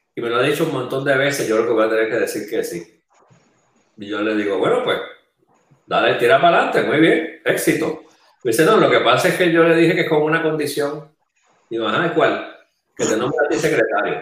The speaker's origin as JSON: {"language": "Spanish", "town": "Bayamón", "country": "Puerto Rico", "tie": "born or raised there", "said": "yo nací en, en Bayamón, me crié en el área metropolitana"}